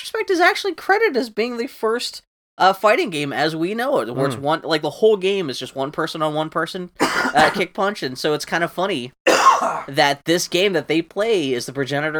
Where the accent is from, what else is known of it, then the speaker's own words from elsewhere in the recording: Pittsburgh, Pennsylvania, United States; I actually filmed a Jean-Claude Van Damme movie in my hometown when I was growing up. And I can't remember. It's Sudden Death. It's the one where he's at the Civic Arena in Pittsburgh.